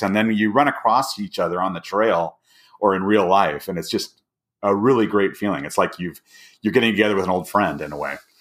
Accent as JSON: {"language": "English", "town": "Alhambra", "region": "California", "country": "United States", "tie": "born or raised there", "also_born_or_lived": "Midwest / Orange County / Los Angeles", "moved": "as an adult", "lives_now": "Bend, United States", "said": "I was born and raised in Southern California for many years, uh, with, uh, probably ten years in the Midwest that I spent"}